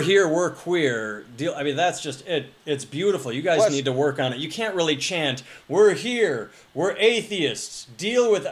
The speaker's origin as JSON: {"language": "English", "region": "Midwest", "country": "United States", "tie": "born or raised there", "also_born_or_lived": "Boston, Massachusetts", "moved": "as an adult", "said": "when I was growing up in the Midwest, I had never heard of Columbus Day"}